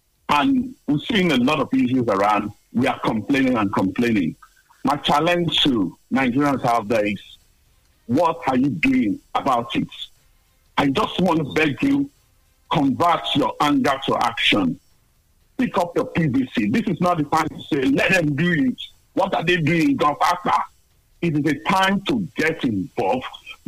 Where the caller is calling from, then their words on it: London, United Kingdom; I'm calling from Tottenham.